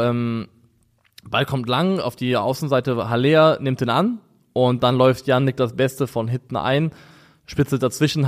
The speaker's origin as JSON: {"language": "German", "region": "Rhine area", "country": "Germany", "tie": "born or raised there", "said": "als jemand, der am Rhein aufgewachsen ist"}